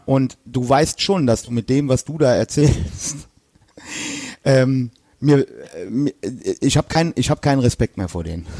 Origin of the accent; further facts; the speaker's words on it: Westerwald, Rhineland-Palatinate, Germany; ich komme ja aus dem Westerwald, also, ähm, das ist hier zwischen Köln und Frankfurt